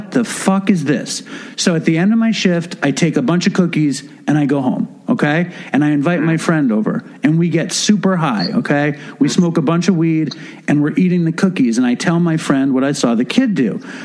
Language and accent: English; New York, United States; I'm Jewish. I'm from New York